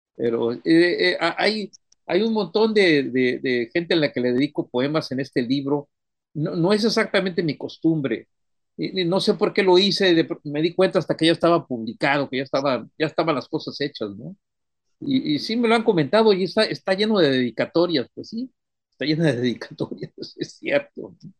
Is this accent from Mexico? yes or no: yes; Miramar beach, Tamaulipas, Mexico; de la playa de Miramar, de donde yo soy